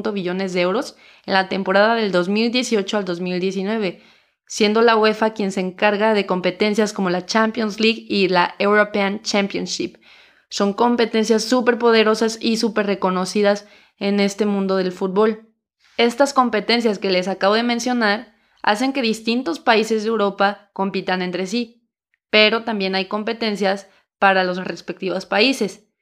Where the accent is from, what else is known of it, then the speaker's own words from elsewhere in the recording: Mexico; si eres mexicano como yo